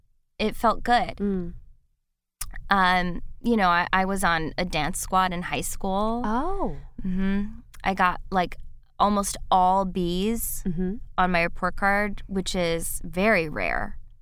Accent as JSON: {"language": "English", "region": "Midwest", "country": "United States", "tie": "born or raised there", "said": "I grew up in the Midwest, which is very unusual, as you know."}